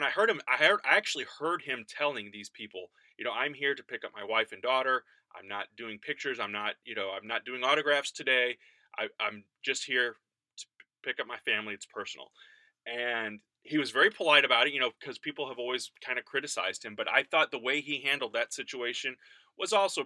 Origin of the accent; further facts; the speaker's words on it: High Ridge, Missouri, United States; High Ridge is where I grew up